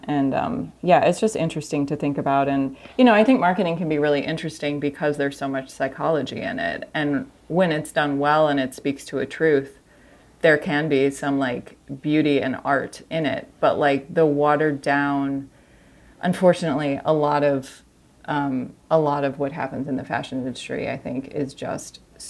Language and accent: English; Missouri, United States; And I grew up in the Midwest outside of St. Louis. And, you know, it was like a bit of a cultural wasteland.